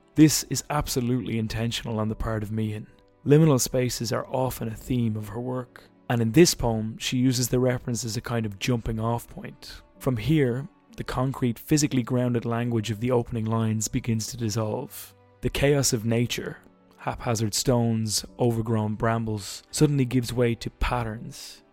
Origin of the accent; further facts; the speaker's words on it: Ireland; I'm Irish